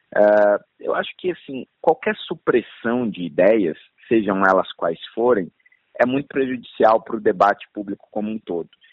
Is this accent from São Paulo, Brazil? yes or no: yes; São Paulo, Brazil; eu já nasci em São Paulo e cresci em São Paulo